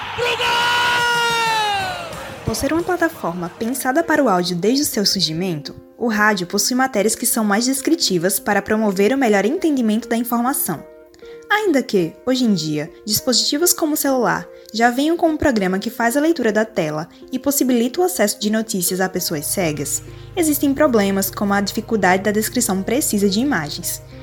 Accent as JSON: {"language": "Portuguese", "town": "Recife", "region": "Pernambuco", "country": "Brazil", "said": "Eu sou de Recife"}